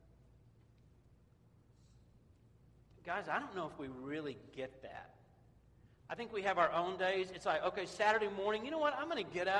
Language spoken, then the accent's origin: English; Memphis, Tennessee, United States; moved away; I grew up in Memphis, and we had an artesian well as our water system